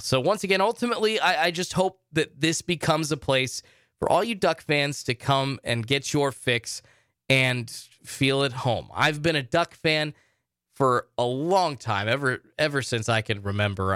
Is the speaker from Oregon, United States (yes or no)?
yes; Salem, Oregon, United States; I'm from Salem, Oregon.